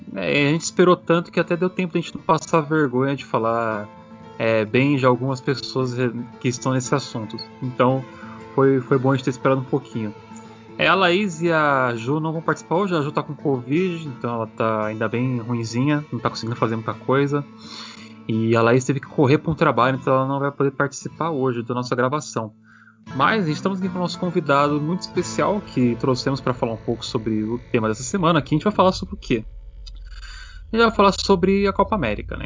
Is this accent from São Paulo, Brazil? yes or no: yes; São Paulo, Brazil; Eu sou de São Paulo, sou corintiano